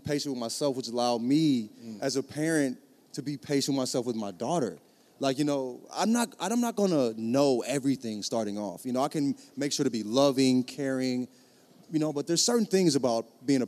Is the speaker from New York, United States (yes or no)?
no; St. Louis, Missouri, United States; also born or lived in the South; I'm from St. Louis. Grew up in the South.